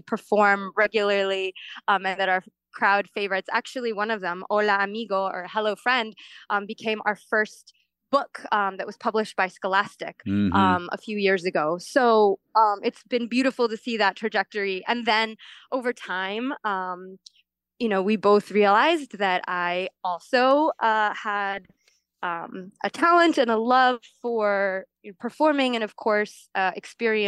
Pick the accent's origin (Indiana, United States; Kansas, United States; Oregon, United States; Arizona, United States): Kansas, United States; Kansas City; moved away as an adult; also born or lived in Philadelphia; I grew up in Kansas City speaking Spanish at home, in English at school